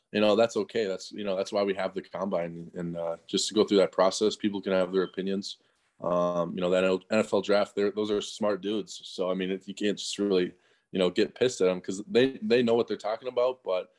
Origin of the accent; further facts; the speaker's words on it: Wisconsin, United States; I'm from Wisconsin.